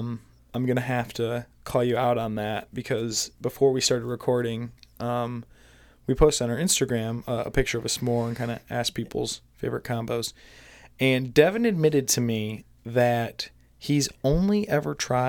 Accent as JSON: {"language": "English", "region": "Michigan", "country": "United States", "tie": "born or raised there", "said": "I grew up in Michigan, spending a lot of time outdoors, hunting, camping, stuff like that."}